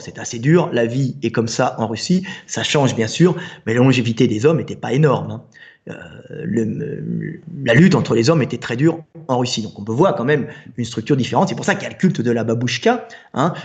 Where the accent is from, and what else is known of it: France